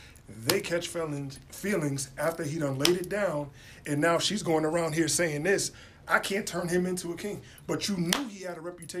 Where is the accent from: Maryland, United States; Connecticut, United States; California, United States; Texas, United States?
Connecticut, United States; Bridgeport; I'm from this city, Bridgeport. I'm from Bridgeport.